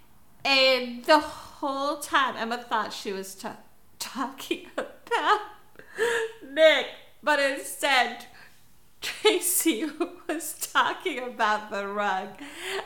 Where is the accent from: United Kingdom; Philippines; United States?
Philippines; I'm Filipino. I'm Asian